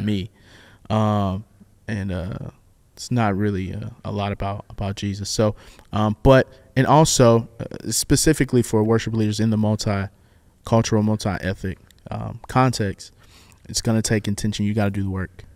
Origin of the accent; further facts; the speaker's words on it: the South, United States; I'm black and I'm from the South